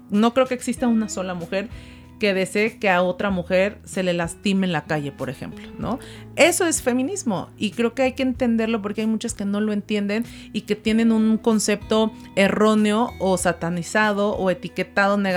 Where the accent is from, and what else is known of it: Zacatecas, Mexico